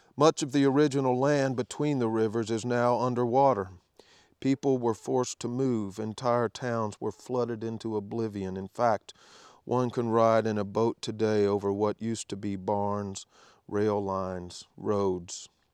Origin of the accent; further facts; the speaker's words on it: Danville, Kentucky, United States; spent some time in Danville, which happens to be my hometown